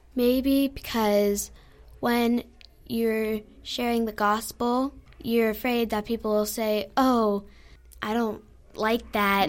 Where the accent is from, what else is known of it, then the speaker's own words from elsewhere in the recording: Surprise, Arizona, United States; I'm from Surprise, Arizona